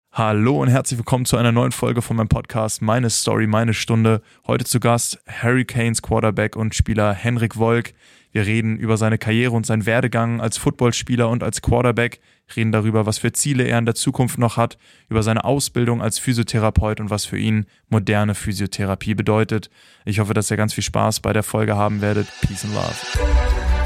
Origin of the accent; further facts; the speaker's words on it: Berlin, Germany; ich komme aus Berlin